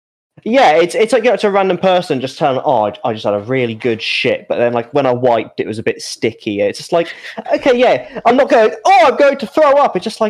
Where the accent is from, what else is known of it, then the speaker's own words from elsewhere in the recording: Birmingham, West Midlands, United Kingdom; also born or lived in Thailand; Oh, I'm from Birmingham, but I used to live in Thailand. Anyway, when I was in Thailand, blah, blah, blah